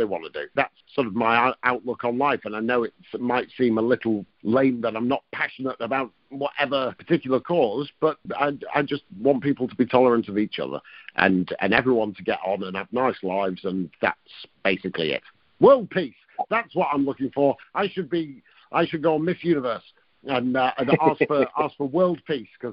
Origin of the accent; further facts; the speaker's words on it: near Blackpool, North West England, United Kingdom; I was brought up near Blackpool and my nana lived there